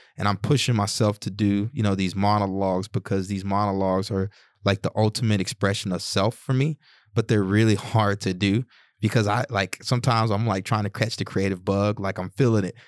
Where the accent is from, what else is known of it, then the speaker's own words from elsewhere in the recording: the South, United States; when I was growing up in the South